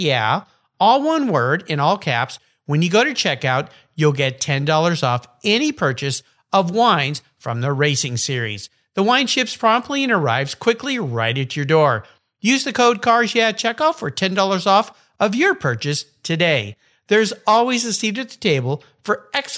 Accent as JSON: {"language": "English", "region": "Southern California", "country": "United States", "tie": "born or raised there", "said": "I grew up down in Southern California"}